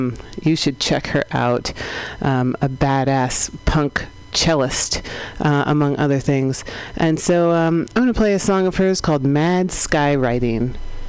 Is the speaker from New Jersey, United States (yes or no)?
no; San Francisco, California, United States; holding it down in the Mission District of San Francisco, my hometown, six generations deep, actually.